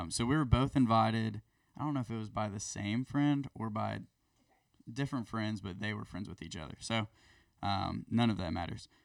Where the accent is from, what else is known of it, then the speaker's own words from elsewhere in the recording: Dunedin, Florida, United States; I grew up in Dunedin, Florida. Um, it's kind of a suburb of Tampa